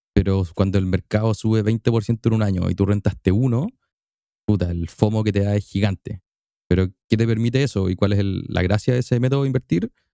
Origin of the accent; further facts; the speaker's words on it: Temuco, Araucanía, Chile; En Temuco, mi ciudad natal, mi ciudad llena de linda lluvia, lindo frío y un poquito de humo.